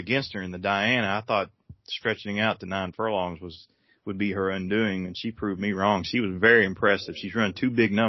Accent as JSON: {"language": "English", "area": "Nelson County", "region": "Kentucky", "country": "United States", "said": "I'm from Nelson County, so I don't know how to read very well."}